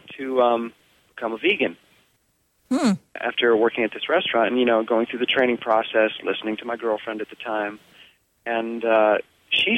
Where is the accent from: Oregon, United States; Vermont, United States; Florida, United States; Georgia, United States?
Vermont, United States; I was lucky enough to grow up in Vermont on a small organic farm with my parents